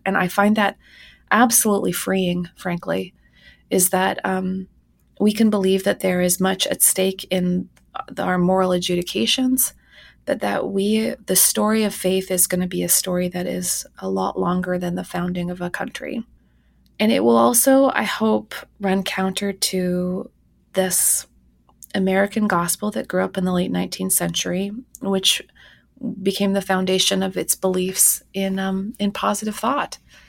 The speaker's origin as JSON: {"language": "English", "town": "Winnipeg", "region": "Manitoba", "country": "Canada", "tie": "born or raised there", "said": "my hometown of Winnipeg, Manitoba, had Canada's largest megachurch"}